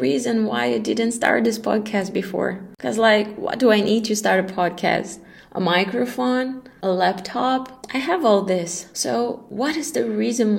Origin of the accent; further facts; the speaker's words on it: Brazil; moved away as an adult; also born or lived in Dubai, United Arab Emirates / Kuala Lumpur, Malaysia; I'm Brazilian and I left Brazil almost a decade ago